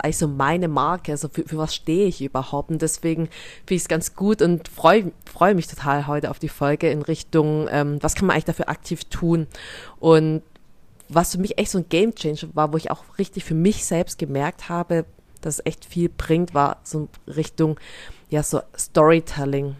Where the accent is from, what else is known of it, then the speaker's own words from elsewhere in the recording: near Stuttgart, Baden-Württemberg, Germany; accent: Swabian; bezeichne mich gerne als schwäbische Vietnamesin, meine Eltern kommen aus Vietnam, ich bin hier in der Nähe von Stuttgart aufgewachsen